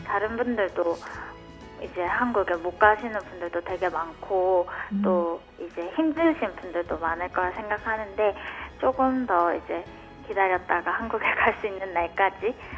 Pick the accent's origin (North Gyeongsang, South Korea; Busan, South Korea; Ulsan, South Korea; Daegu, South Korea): Busan, South Korea; moved away as an adult; now in Fukuoka, Japan; 제가 고향이 부산인데요